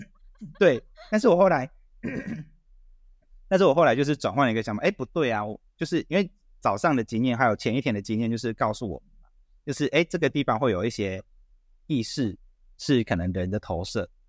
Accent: Taiwan; 他知道我是台湾来的

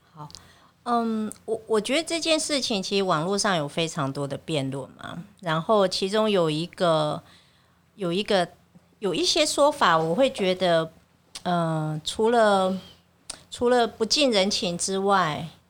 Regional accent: Taiwan; 我们台湾人

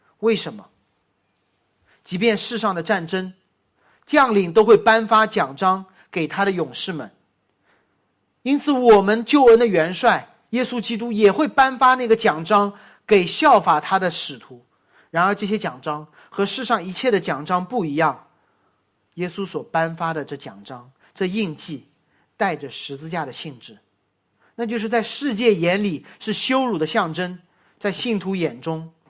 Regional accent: Boston, Massachusetts, United States; 首场比赛，我的家乡球队波士顿。

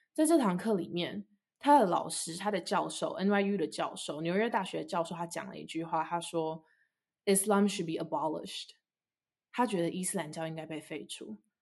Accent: Taipei, Taiwan; moved away as an adult; now in Abu Dhabi, United Arab Emirates; 我从小在台湾长大

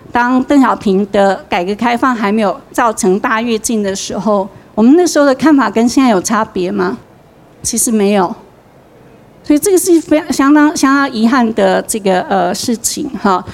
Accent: Taichung, Taiwan; 我台中人

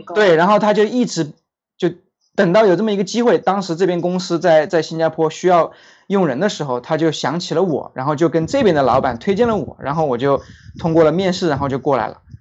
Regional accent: China; moved away as an adult; now in Singapore; 我们作为中国人

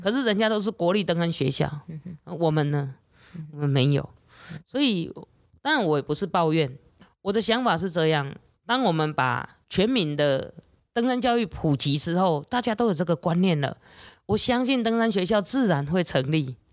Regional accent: Taiwan; 我们台湾人的这种个性

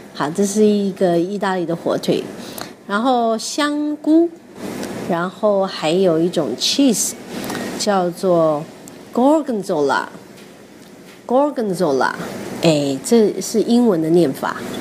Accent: Taiwan; 我从台湾来

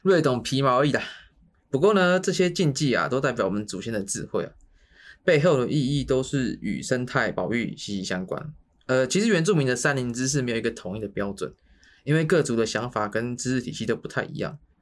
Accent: Miaoli County, Taiwan; 我爸是泰雅族， 我妈是排湾族， 然后呢，我在客家人很多的地方长大

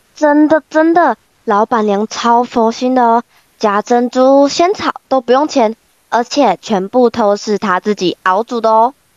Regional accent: Kaohsiung, Taiwan; 我们都是来自高雄市三明家商观光科的学生

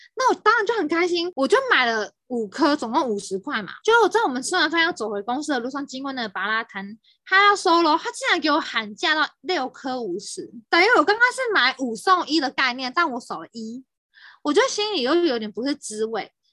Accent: Taipei, Taiwan; 我大学的时候是，不是在台北念书，对于我来说，我已经在台北生活了将近二十年

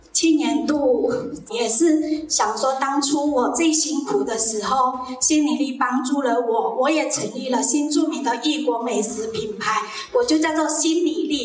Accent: Meizhou, Guangdong, China; moved away as an adult; also born or lived in Gongguan, Miaoli, Taiwan; now in Miaoli, Taiwan; 我是来自世界刻度广东美洲

